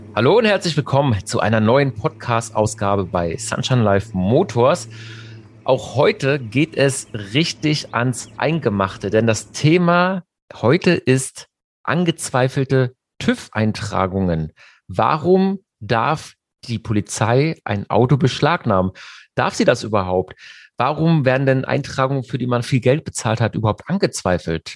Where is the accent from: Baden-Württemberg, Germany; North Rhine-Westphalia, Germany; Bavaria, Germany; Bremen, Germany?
Baden-Württemberg, Germany; Mannheim; bei uns in Mannheim